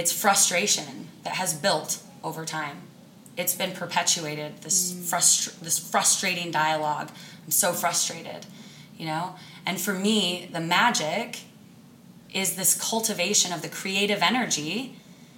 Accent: Sitka, Alaska, United States; I'm from Alaska, the wilds of Alaska, a little island, Sitka. And I learned very young how to survive in the wild, because we played outside

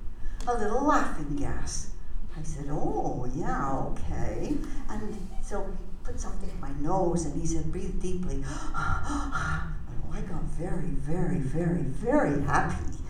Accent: Canada; also born or lived in Vancouver; now in Arizona, United States; I'm a Canadian.

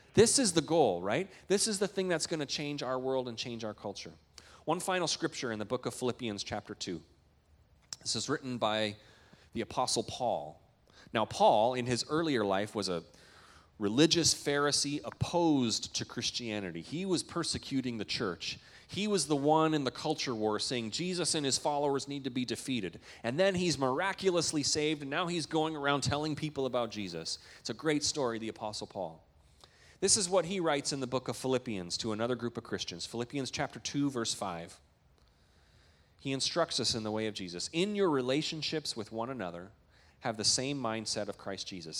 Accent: Canada; moved away; I'm a Canadian

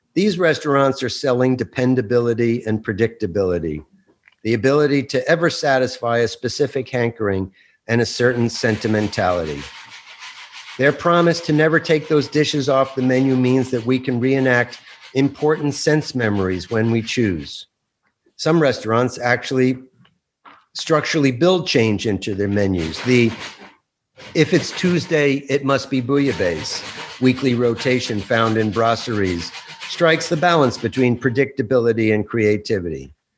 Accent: Bergen County, New Jersey, United States; I grew up in Bergen County, just over the George Washington Bridge

